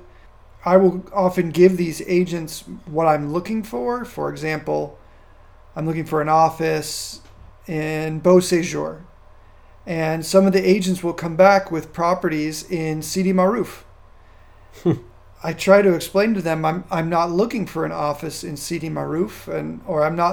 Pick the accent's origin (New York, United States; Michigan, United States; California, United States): California, United States; moved away as an adult; also born or lived in Virginia; now in Casablanca, Morocco; where I grew up in California or even where I've lived across the United States and Virginia and other places